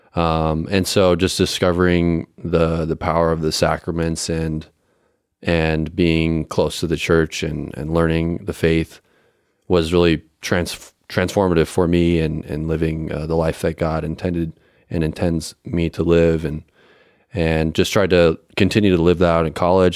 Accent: Colorado, United States; I'm also from Colorado, um, up in the mountains, uh, west of Denver.

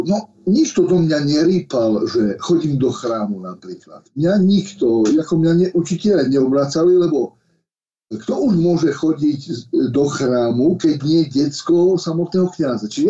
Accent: Lastomír, Košice Region, Slovakia; also born or lived in Michalovce / Moscow; ja som sa narodil v Michalovciach, uh, moje, je, tak udáva e, dokumentov, ale celý život som prežil v Lastomíri, kde bol môj otec s prácom farnosti

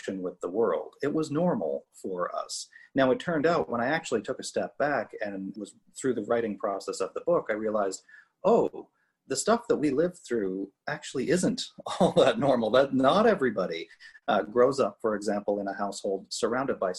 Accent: Cape Breton, Nova Scotia, Canada; I grew up in Cape Breton, Nova Scotia, small town kind of mentality

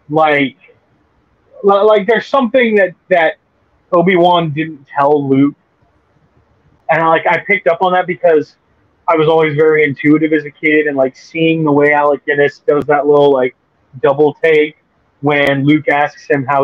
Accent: Bahamas; growing up in the Bahamas without movie theaters.

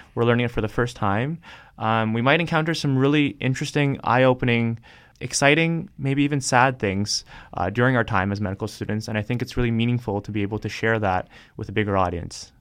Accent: Toronto, Ontario, Canada; moved away as an adult; now in Hamilton, Canada; I grew up in Toronto

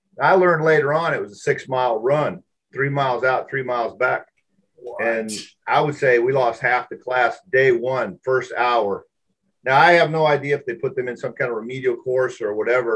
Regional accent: Seattle, Washington, United States; moved away as an adult; I was raised in Washington State with a lot of lakes, a lot of rivers.

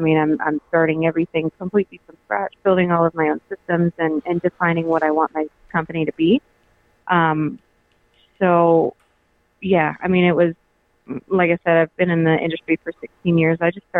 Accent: Alma, Colorado, United States; also born or lived in Georgia; Well, I grew up in Alma, which is right near Breckenridge. And I moved a lot when I was growing up.

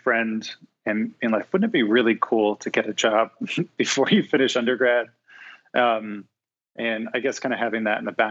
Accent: New York City, New York, United States; moved away as an adult; also born or lived in New Orleans; now in Cincinnati, United States; I grew up in New York City

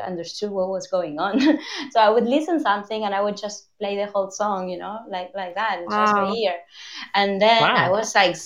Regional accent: Argentina; moved away; it's the first time in 21 years that I spent a year in Buenos Aires. I was like, I'm Argentinian, like fully Argentinian again. So sorry about my accent.

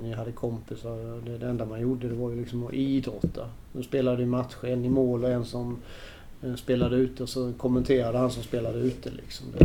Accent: Lammhult, Kronoberg County, Sweden; born or raised there; also born or lived in Växjö

